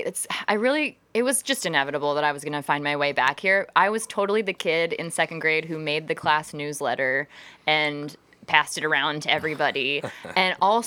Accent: Canton, Ohio, United States; now in Cleveland, United States; I am from Canton originally

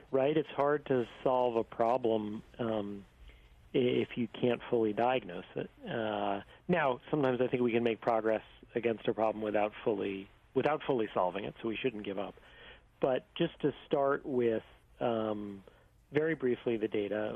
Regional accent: New York, United States; I grew up in New York in the 1980s

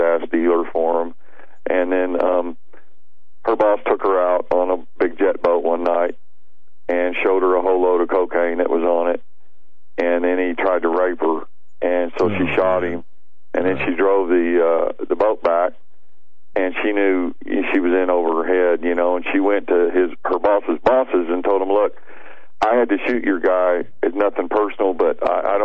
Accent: Santa Monica, California, United States; I was born in Santa Monica, California

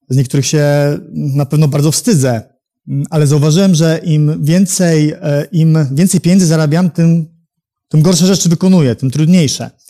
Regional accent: Warsaw, Masovian Voivodeship, Poland; jestem z Warszawy.

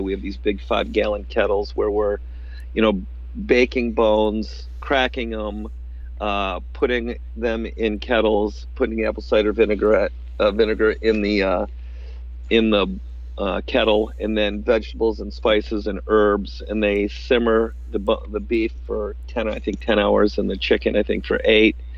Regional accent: upstate New York, United States; there was not much physical therapy back in the 80s in upstate New York, uh, and so I came back home and opened up a, a, practice in my hometown

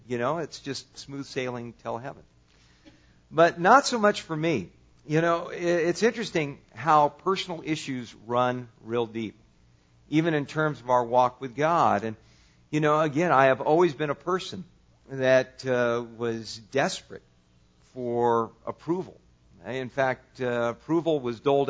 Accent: California, United States; I grew up in California.

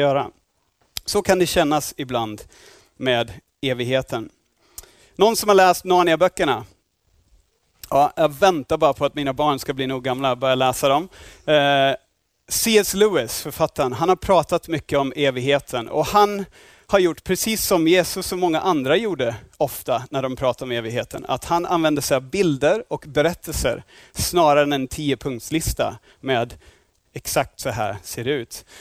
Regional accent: Australia; Swedish is a second language; now in Sweden; jag är inte härifrån, jag är från Australien

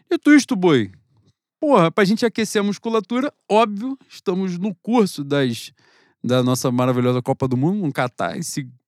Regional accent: Brazil; eu sou brasileiro, eu sou patriota.

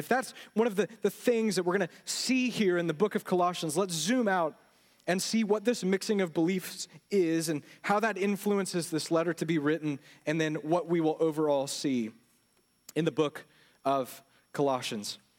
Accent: Houston, Texas, United States; anywhere else and you tell people where you live, they don't understand where Magnolia is, but you say, I'm from the Houston area, right?

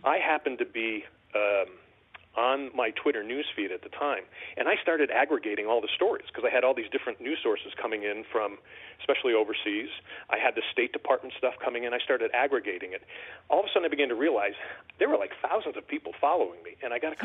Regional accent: West Hartford, Connecticut, United States; moved away as an adult; I was born and raised in West Hartford and uh, lived there for up, you know, my first uh, 28, 29 years

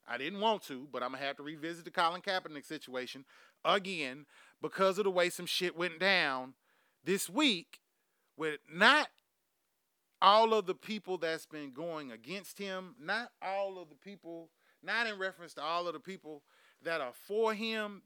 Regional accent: Houston, Texas, United States; I'm from Houston, goddamn Texas

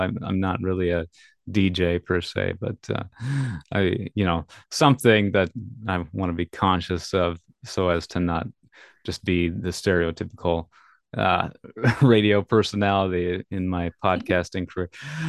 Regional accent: Minnesota, United States; now in California, United States; I'm from Minnesota to California in 2015 as well.

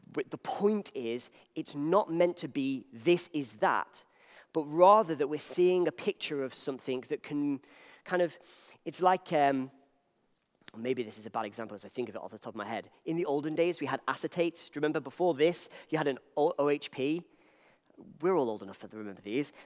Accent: Wales, United Kingdom; I'm from Wales

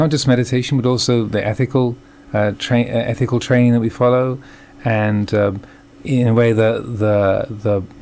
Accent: England, United Kingdom; moved away as an adult; also born or lived in United States / Thailand; I was born in England, as you can probably tell from my accent. But I've been living the last 15 years in the States

